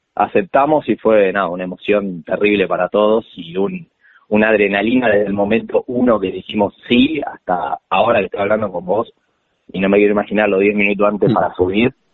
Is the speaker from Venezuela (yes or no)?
no; La Plata, Buenos Aires Province, Argentina; soy acá de la ciudad, soy platense.